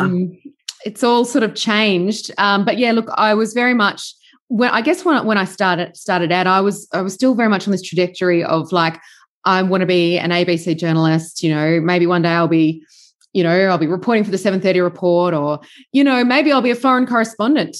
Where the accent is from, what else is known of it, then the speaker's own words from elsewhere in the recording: Sydney, New South Wales, Australia; moved away as an adult; also born or lived in Melbourne / Bendigo / Karamet; I'm from Sydney originally